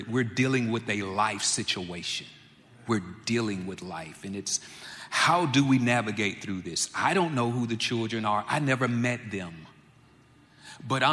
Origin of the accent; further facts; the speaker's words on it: Jackson, United States; Born and raised in Jackson myself, I love being in Jackson.